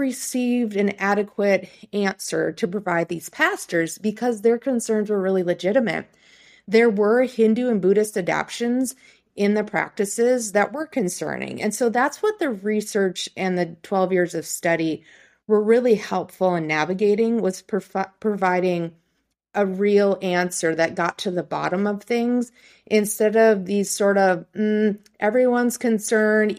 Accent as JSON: {"language": "English", "town": "Plainview", "country": "United States", "tie": "born or raised there", "said": "the small town I grew up in here in Plainview"}